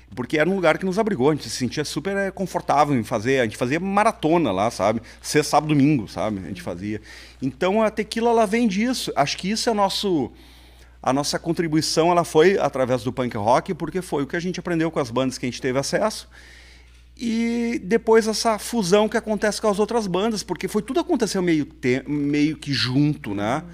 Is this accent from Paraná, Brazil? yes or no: no; Porto Alegre, Rio Grande do Sul, Brazil; also born or lived in Santa Maria; Eu sou natural de Porto Alegre